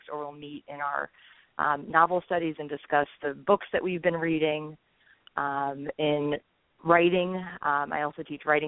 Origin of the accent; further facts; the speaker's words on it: New Jersey, United States; moved away as an adult; now in Maryland, United States; I grew up in New Jersey, and I'm a product of public education.